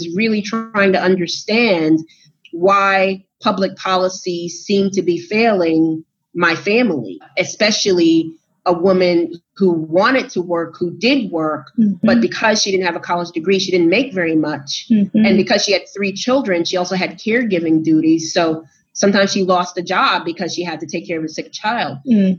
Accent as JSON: {"language": "English", "town": "New York City", "region": "New York", "country": "United States", "tie": "born or raised there", "said": "So I grew up in New York City, and I was raised by a single mother who was an immigrant. She's an immigrant from Panama. My father is from the South, so he's African-American."}